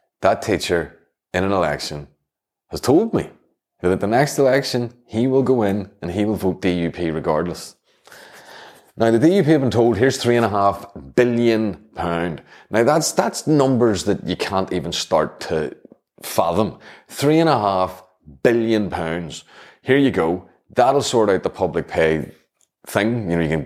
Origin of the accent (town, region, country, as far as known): Northern Ireland, United Kingdom